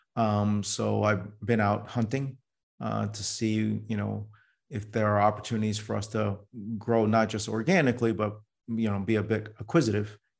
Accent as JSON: {"language": "English", "town": "New York City", "region": "New York", "country": "United States", "tie": "born or raised there", "moved": "yes", "lives_now": "Silicon Valley, United States", "said": "I was born in New York City"}